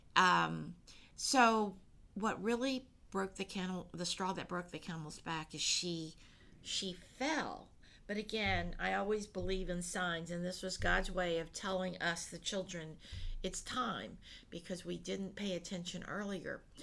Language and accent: English; United States; I am born here in, in, you know America and have been you know I grew up with all the American ways